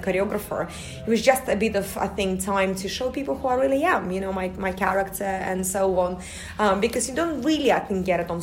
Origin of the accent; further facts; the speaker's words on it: Russia; also born or lived in United States; now in United Kingdom; I am from Russia, even though I feel like, you know, it's always going to be, obviously, my motherland, but I lived in America for about 9 years before I moved to the UK